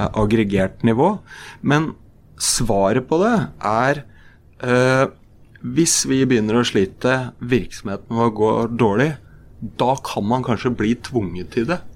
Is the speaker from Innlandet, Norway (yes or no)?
yes; Brumunddal, Innlandet, Norway; er jeg født og oppvokst i Brumunddal